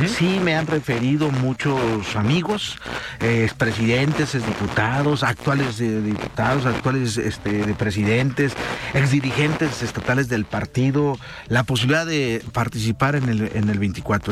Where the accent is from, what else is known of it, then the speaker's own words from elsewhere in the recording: southern Jalisco, Mexico; De donde somos orgullosamente, ¿verdad? El sur de Jalisco